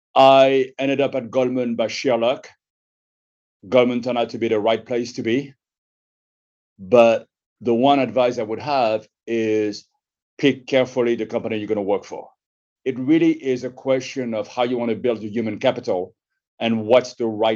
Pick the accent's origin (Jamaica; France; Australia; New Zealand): France; Paris, Île-de-France; moved away as an adult; also born or lived in United States; I was born in Paris in 1963, and I grew up in a neighborhood of Montparnasse.